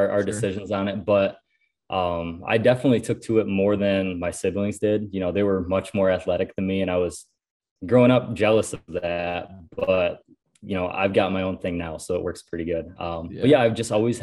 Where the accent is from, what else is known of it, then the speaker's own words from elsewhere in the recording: Western New York, United States; moved away as an adult; now in Ohio, United States; I live in Ohio currently. I'm originally from Western New York